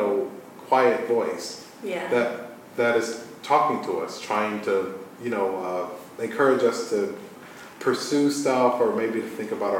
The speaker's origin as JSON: {"language": "English", "town": "Atlanta", "region": "Georgia", "country": "United States", "tie": "born or raised there", "also_born_or_lived": "Philadelphia / Boston", "moved": "yes", "said": "my hometown, Atlanta."}